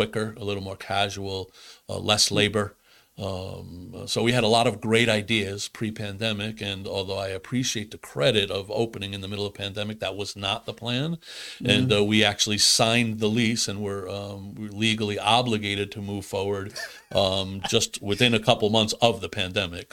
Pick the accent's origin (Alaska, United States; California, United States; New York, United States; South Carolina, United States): New York, United States; moved away; I grew up in New York in a very culturally diverse area